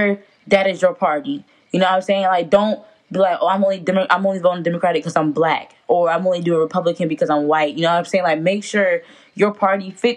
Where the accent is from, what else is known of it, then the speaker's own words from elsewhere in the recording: South Carolina, United States; we're all from South Carolina and we are currently in South Carolina